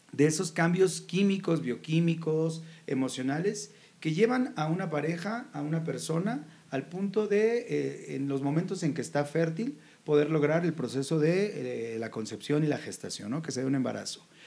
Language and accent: Spanish; Jalisco, Mexico; yo soy del estado de Jalisco